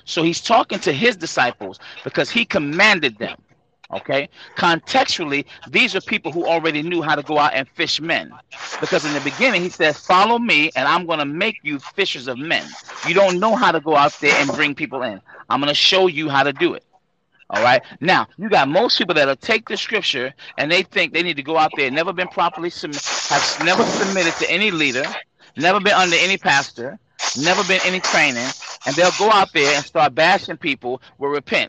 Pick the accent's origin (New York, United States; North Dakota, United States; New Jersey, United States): New York, United States; New Rochelle; I just was born and a little bit lived there, but I'm actually from New Rochelle because I went to New Rochelle High School. So I'm from all over, bro.